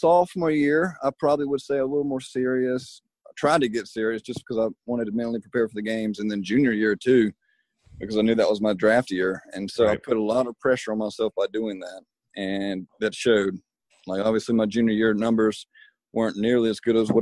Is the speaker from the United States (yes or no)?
yes; Terrell, South Carolina, United States; I grew up in Terrell and wasn't around big colleges